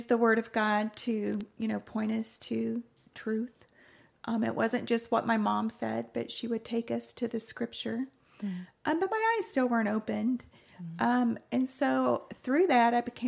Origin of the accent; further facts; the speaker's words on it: Texas, United States; moved away as an adult; also born or lived in New Orleans / Bakersfield; I was born in the great state of Texas and lived there all of my life until I got married